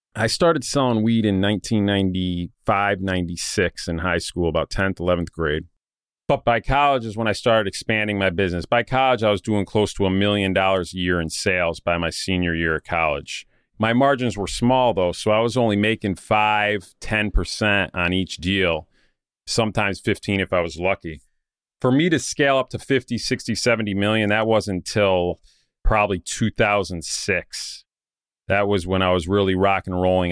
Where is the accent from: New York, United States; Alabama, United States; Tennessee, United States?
New York, United States; Saratoga Springs; my hometown in Saratoga Springs